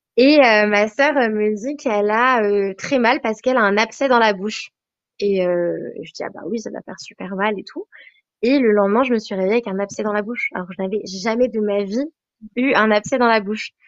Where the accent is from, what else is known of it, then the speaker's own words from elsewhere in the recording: Savoie, Auvergne-Rhône-Alpes, France; now in Queenstown, New Zealand; Je viens de la Savoie, donc euh, dans les Alpes, près de la Suisse, donc en France